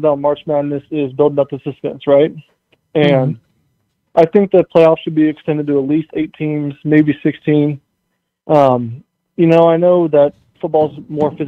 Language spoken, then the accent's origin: English; Dallas, Texas, United States; I'm from Dallas, and I know that we don't really get a ton of cold